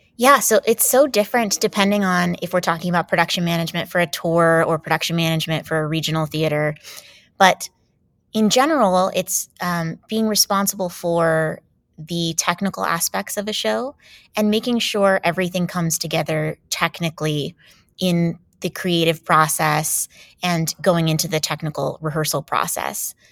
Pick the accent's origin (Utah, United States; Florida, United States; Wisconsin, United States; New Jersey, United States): Florida, United States; Jacksonville; moved away as an adult; I grew up in Jacksonville, Florida